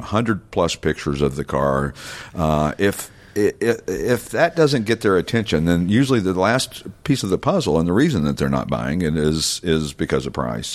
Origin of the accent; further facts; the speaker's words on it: Knoxville, Tennessee, United States; now in Morgantown, United States; I grew up in Knoxville, which was north of there, about ninety miles